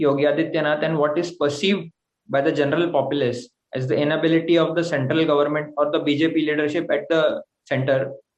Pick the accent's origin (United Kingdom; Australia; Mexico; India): India; Maharashtra; I'm from Maharashtra. I'm a law student